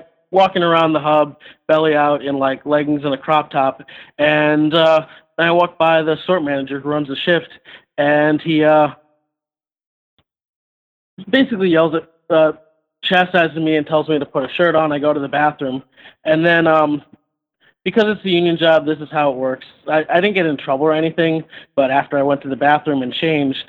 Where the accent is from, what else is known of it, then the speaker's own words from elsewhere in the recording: Columbus, Ohio, United States; I'm actually from Columbus